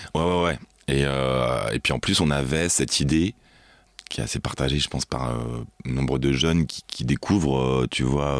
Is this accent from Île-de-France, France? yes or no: yes; Neuilly-Plaisance, Île-de-France, France; also born or lived in Pantin / Aubervilliers; J'ai grandi dans le 93